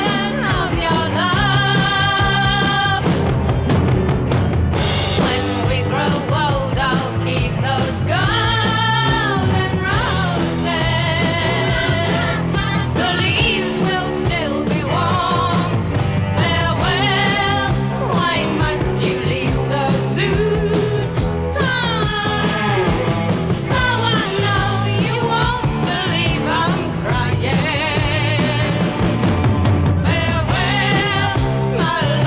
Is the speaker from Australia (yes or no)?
yes; Australia; Being Australian